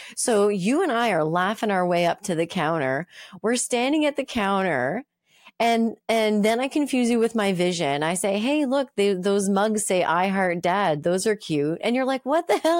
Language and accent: English; Moncton, New Brunswick, Canada; moved away; Moncton, my hometown, Moncton, New Brunswick